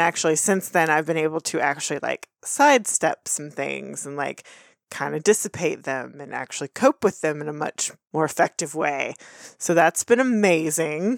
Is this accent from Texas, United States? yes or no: yes; Texas, United States; we're from Texas, we've grown up seeing footage of George W. Bush before he was president.